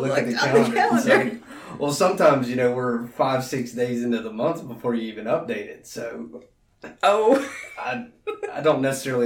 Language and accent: English; Alexandria, Louisiana, United States; moved away as an adult; also born or lived in Baton Rouge; I'm from Alexandria. Went to Menard High School, which is a private Catholic school in Alexandria. Graduated in 2006 and moved down to Baton Rouge to go to LSU and never went home.